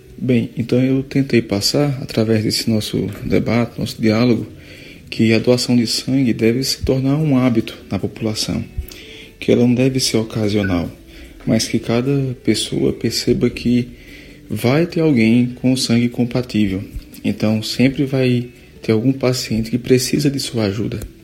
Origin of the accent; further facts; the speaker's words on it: Juazeiro do Norte, Ceará, Brazil; moved away as an adult; also born or lived in Recife; E eu sou natural de Juazeiro do Norte mesmo. É, morei um tempo em Recife, mas estou de volta há mais ou menos três anos